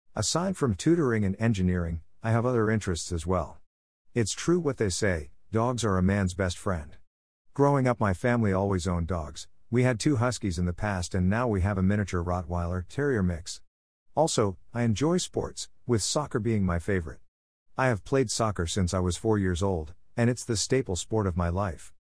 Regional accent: Murphy, Texas, United States; I'm from Murphy, Texas in the D F W area, and I live with my mom, dad, and sister

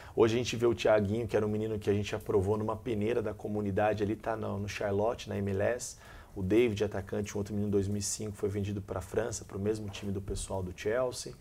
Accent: Valinhos, São Paulo, Brazil; now in Caxias do Sul, Brazil; eu sou natural de, de Valinhos, interior de São Paulo, próximo de Campinas

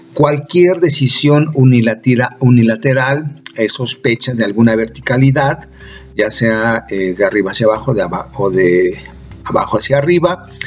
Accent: Mexico; como mexicanas, mexicanos

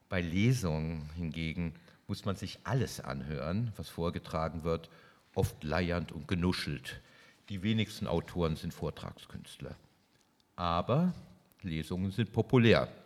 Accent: Wiesbaden, Hesse, Germany; Oh ich bin in Wiesbaden aufgewachsen

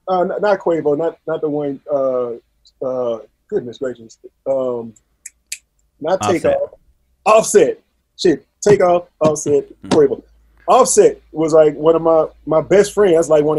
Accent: Baton Rouge, Louisiana, United States; I'm from Baton

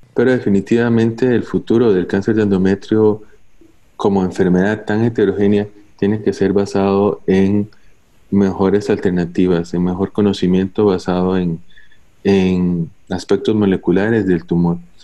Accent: Costa Rica; soy oncólogo médico de Costa Rica, trabajo para la Seguridad Social en el Hospital México

